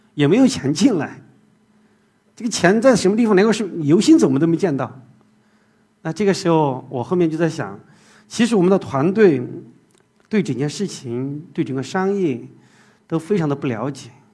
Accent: Zigong, Sichuan, China; moved away as an adult; now in Shanghai, China; 我是出生在四川自贡一个小山区里面

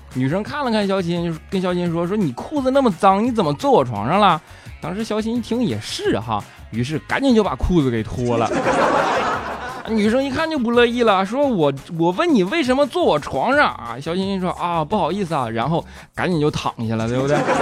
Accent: Northeast China, China; 我是一个东北人

